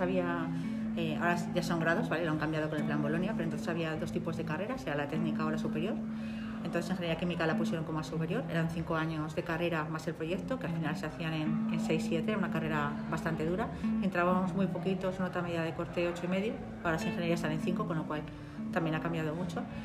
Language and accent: Spanish; Alagón, Aragon, Spain; Yo vivía en un pueblo, soy de Alagón